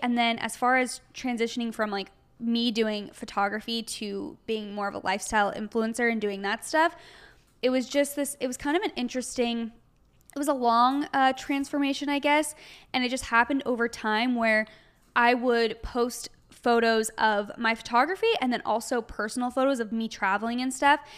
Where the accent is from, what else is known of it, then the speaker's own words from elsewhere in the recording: Arizona, United States; now in Los Angeles, United States; we're both from Arizona originally